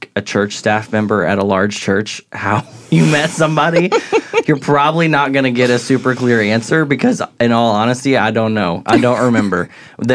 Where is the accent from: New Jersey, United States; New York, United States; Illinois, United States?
Illinois, United States; Southern; accent: Midwestern; also born or lived in Dallas, Texas; now in Texas, United States; So I was born in Dallas, but I grew up in Southern Illinois, and so I kind of claim a little bit of both